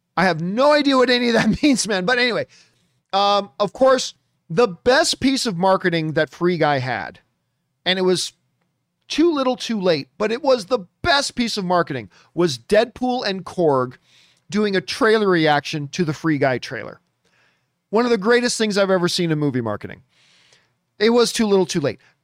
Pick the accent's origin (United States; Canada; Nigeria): Canada; moved away; go back to Canada and then work with Cineplex, 'cause I grew up in Cineplex theaters